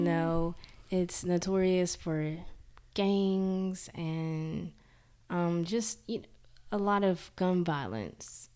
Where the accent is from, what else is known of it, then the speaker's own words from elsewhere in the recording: Jackson, Mississippi, United States; I'm born and raised in Jackson, Mississippi